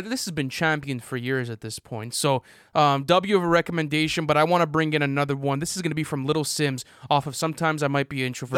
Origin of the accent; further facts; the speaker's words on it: Canada; I'm Canadian